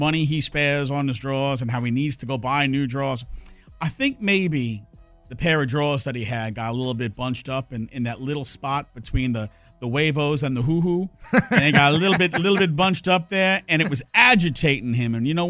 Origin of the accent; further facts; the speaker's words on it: New York, United States; I'm from New York and I talk fast.